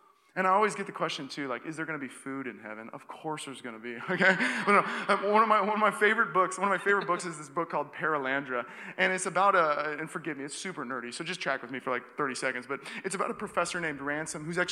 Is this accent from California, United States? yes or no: no; Seattle, Washington, United States; now in Walnut Creek, United States; I grew up in Seattle, Washington